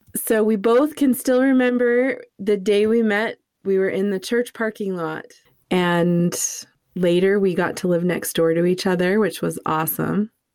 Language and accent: English; Southern New Hampshire, United States; also born or lived in Boston, Massachusetts; now in Utah, United States; I was born in Boston and raised in Southern New Hampshire. I don't think I have a Boston accent, really